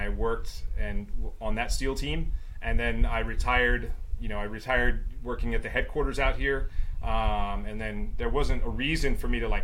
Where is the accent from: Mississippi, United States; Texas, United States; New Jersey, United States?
Mississippi, United States; Meridian; now in Hawaii, United States; I grew up in Meridian, Mississippi.